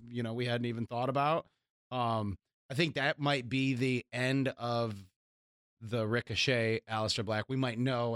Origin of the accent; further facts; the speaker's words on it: United States; as American audience